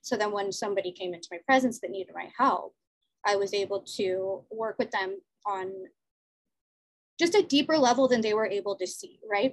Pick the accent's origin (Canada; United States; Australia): United States; Los Angeles, California; now in Jersey City, United States; I was born in LA, I was born in Venice Beach